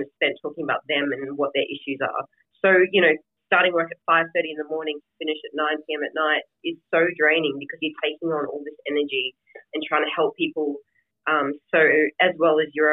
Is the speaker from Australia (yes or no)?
yes; Australia; now in United States; I'm living in America and I was born in Australia